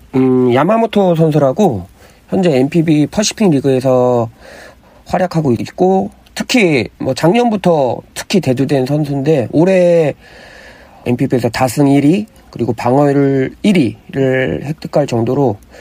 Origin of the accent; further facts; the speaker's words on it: South Korea; 저도 한국인이지만